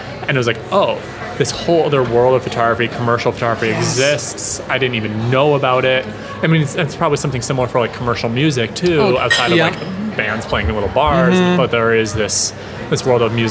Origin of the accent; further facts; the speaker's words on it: Pennsylvania, United States; moved away; my hometown in Pennsylvania